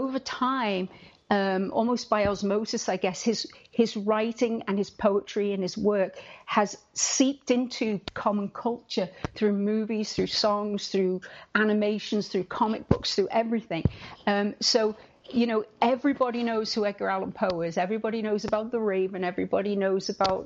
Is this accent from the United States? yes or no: no; United Kingdom; I'm British